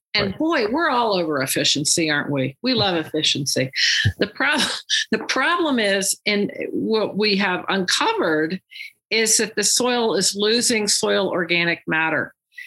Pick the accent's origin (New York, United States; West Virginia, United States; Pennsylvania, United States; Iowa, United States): West Virginia, United States; moved away; also born or lived in Texas; I grew up in West Virginia